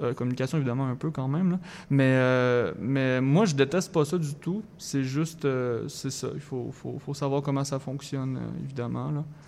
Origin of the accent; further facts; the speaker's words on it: Thetford Mines, Quebec, Canada; moved away as an adult; now in Montreal, Canada; je viens de Thetford Mines, une petite ville euh, anciennement minière euh, dans Chaudière-Appalaches